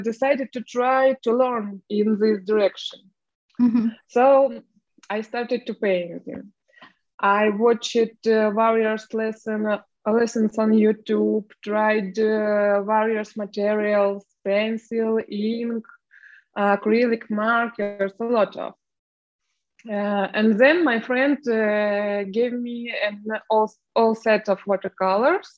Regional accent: Ukraine; English is a second language; moved away as an adult; also born or lived in Moscow, Russia; now in Poland; I'm from Ukraine, but a lot of years I was living in Russia. And same weeks ago, I moved into Poland with my family, and now I live in Poland.

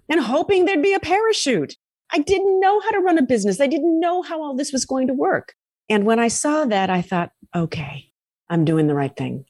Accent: United States; also born or lived in Tampa / Boston; I'm an American

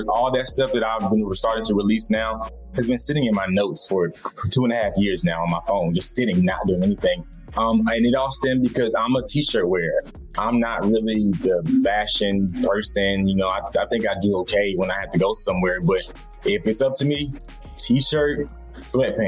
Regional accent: Atlanta, Georgia, United States; I'm from the South. I'm from Atlanta. My family's from the middle of Georgia, so they're from the country

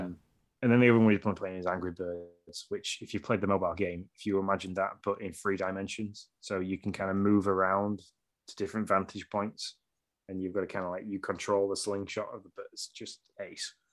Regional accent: Yorkshire and the Humber, United Kingdom; I'm from Yorkshire

